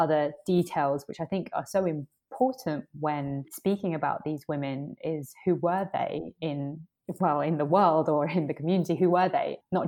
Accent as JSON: {"language": "English", "country": "Colombia", "tie": "born there", "said": "I was born in Colombia and I am from Indigenous American descent"}